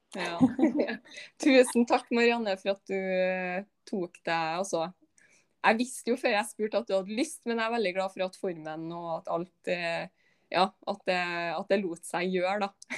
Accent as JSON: {"language": "Norwegian", "town": "Malvik", "region": "Trøndelag", "country": "Norway", "said": "Jeg er jo også bare liksom fra ja, Malvik, liksom utafor Trondheim"}